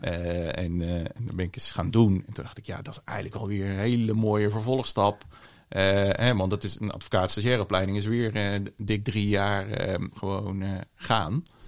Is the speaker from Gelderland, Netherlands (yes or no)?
no; Vlissingen, Zeeland, Netherlands; also born or lived in Breda; geboren in Breda, opgegroeid in Vlissingen, grotendeels.